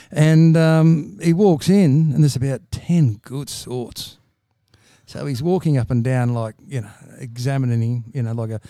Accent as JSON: {"language": "English", "town": "Bankstown", "region": "New South Wales", "country": "Australia", "also_born_or_lived": "Bowral", "moved": "yes", "said": "Mate, you know I'm from Bankstown."}